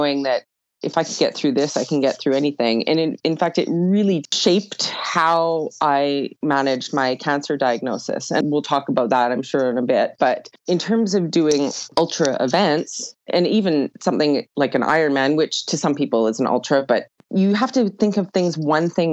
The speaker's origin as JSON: {"language": "English", "town": "Edmonton", "region": "Alberta", "country": "Canada", "tie": "born or raised there", "also_born_or_lived": "Ontario / Jasper, Alberta", "said": "I am originally from Edmonton, Alberta. Actually, I was born in Ontario, but I grew up most of my life in Edmonton, Alberta."}